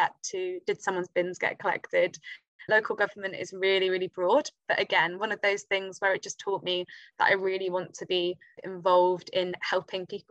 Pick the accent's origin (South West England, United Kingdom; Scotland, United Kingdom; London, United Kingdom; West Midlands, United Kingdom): South West England, United Kingdom; Poole; I grew up in Poole in Dorset